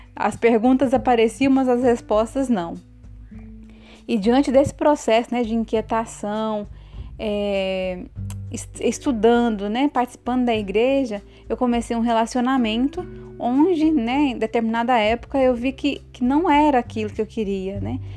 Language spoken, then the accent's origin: Portuguese; Mirassol d'Oeste, Mato Grosso, Brazil; moved away as an adult; now in Campo Belo, Brazil; sou natural de Mato Grosso, Mirassol do Oeste e atualmente estou morando em Campo Belo